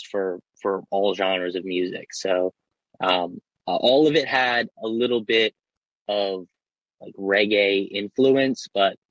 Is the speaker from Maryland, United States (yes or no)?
yes; Baltimore, Maryland, United States; I'm from Baltimore